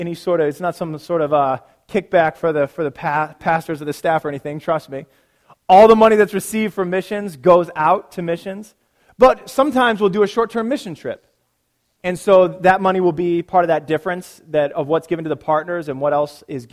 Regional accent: Nebraska, United States; moved away; I'm from Nebraska

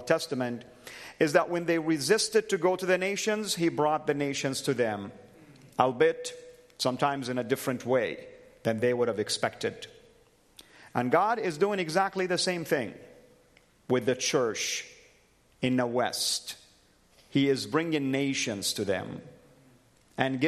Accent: Saudi Arabia; moved away; I am a former Muslim, born and raised in Saudi Arabia, the heartland of Islam.

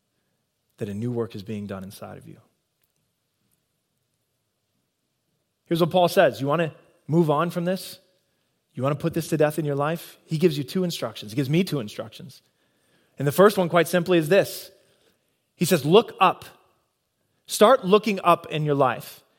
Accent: Nebraska, United States; moved away as an adult; also born or lived in Iowa; I'm born and bred in Nebraska

